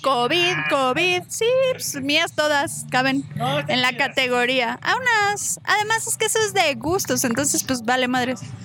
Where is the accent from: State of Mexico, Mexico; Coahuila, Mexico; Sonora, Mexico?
State of Mexico, Mexico; Tlalnepantla; also born or lived in Veracruz; yo crecí en Tlane